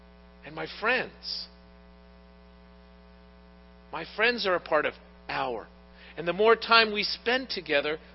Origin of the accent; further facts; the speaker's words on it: Pittsburgh, Pennsylvania, United States; I was born in Pittsburgh